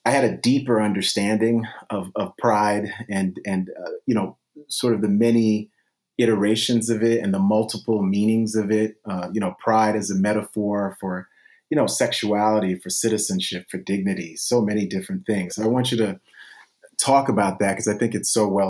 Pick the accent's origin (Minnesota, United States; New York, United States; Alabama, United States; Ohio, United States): New York, United States; New York City; for those of us who grew up in New York City, like myself in the 80s